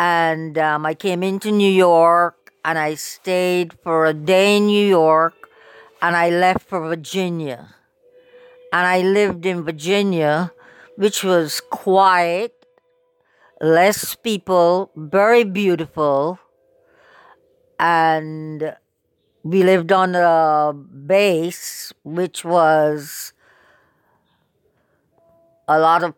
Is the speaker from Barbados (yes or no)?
yes; Barbados; now in United States; I also realized that they still had prejudice in the South. We had never experienced anything like that in Barbados.